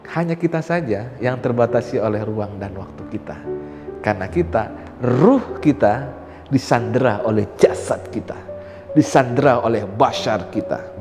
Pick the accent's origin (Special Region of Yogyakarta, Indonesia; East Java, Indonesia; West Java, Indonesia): West Java, Indonesia; Saya orang Sunda.